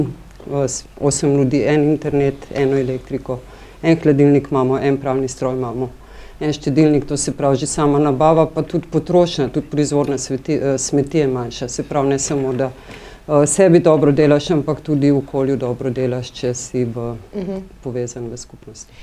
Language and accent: Slovenian; Ljubljana, Slovenia; Ljubljančanka sem